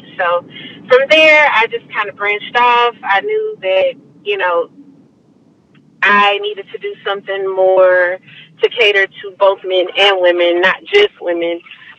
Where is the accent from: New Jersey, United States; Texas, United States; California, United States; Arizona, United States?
Texas, United States; Houston; I am from Houston, Texas, born and raised. I actually grew up in Most City.